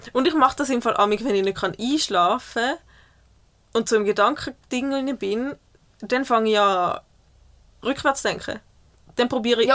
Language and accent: German; Switzerland; ich als Schweizer